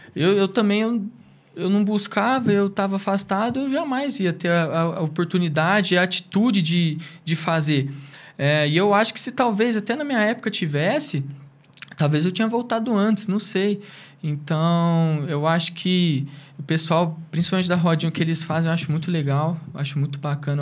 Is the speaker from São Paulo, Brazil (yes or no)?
yes; Brodowski, São Paulo, Brazil; also born or lived in Ribeirão Preto; eu sou natural de Ribeirão Preto. Eu vim para Brodós que eu tinha dois anos de idade